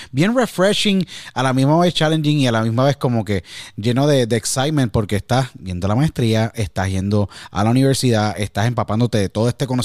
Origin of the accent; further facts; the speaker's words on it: San Juan, Puerto Rico; yo nací en San Juan, me crié en San Juan, estudié en la Academia Nuestra Señora de la Providencia, la Providencia de Cupay, como tú decíamos, en, eh, decimos allá en San Juan.